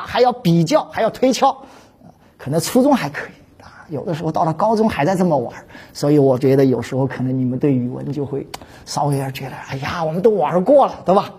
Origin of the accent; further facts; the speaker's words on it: China; 我们中国人